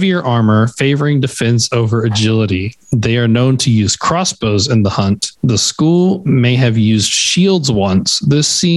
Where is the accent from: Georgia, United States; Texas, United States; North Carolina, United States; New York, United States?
Texas, United States; I'm from Texas